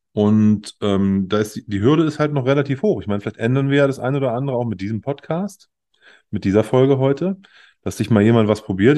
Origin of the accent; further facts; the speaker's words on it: Germany; als Deutscher